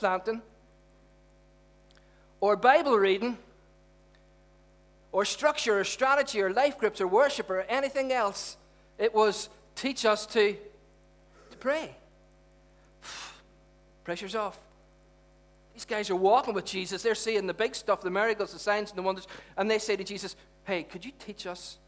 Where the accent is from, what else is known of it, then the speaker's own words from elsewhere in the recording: Derry, Northern Ireland, United Kingdom; when we were growing up in Derry